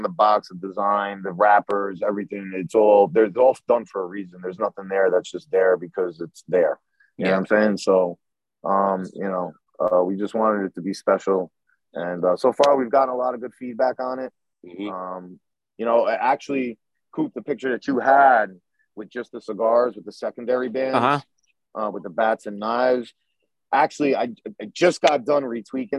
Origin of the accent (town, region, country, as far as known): New York, United States; moved away as an adult; also born or lived in North Carolina